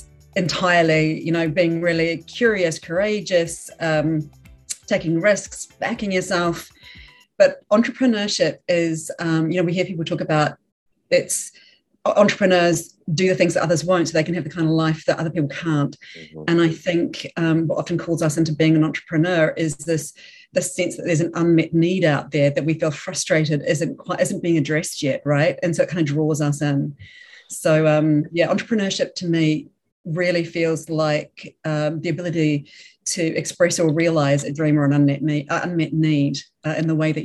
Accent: Auckland, New Zealand; moved away as an adult; also born or lived in London, United Kingdom; now in Melbourne, Australia; moved back to my hometown of Auckland, NZ, in New Zealand in 2016

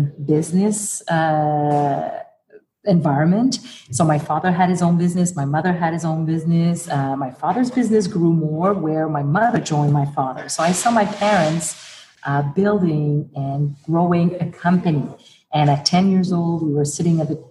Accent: Montreal, Quebec, Canada; moved away as an adult; also born or lived in Birmingham, Alabama; being French, being from Montreal, being Canadian, being a woman

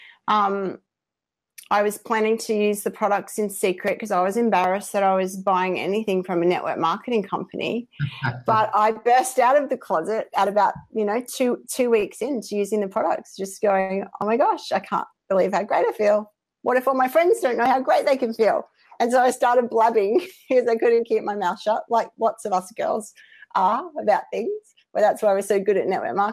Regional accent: Australia; accent: Aussie; I hope you can all understand my accent for the non-Aussies

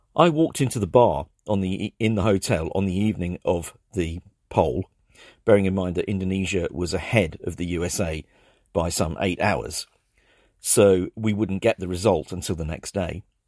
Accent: England, United Kingdom; I'm English

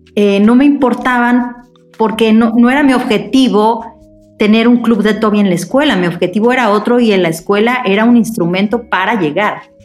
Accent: Mexico; como buena mexicana paranoica

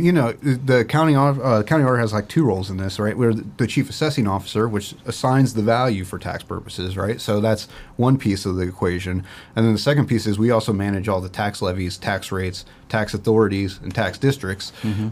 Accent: Port Clinton, Ohio, United States; my start in government actually started in my hometown in Port Clinton, uh, where I was born and raised.

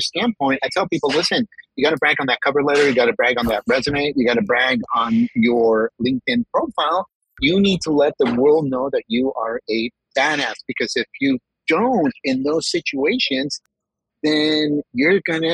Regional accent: California, United States; first language Spanish; also born or lived in Mexico; I was born in California, parents from Mexico. I lived my first 5 years in Mexico

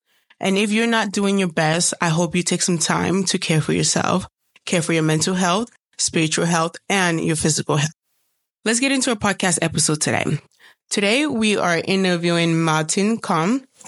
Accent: Cameroon; moved away; I am actually doing this podcast episode in my home country, Cameroon

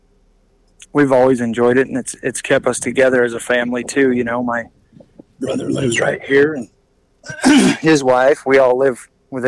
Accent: Prescott, Arizona, United States; that's my hometown rodeo, and always have family there

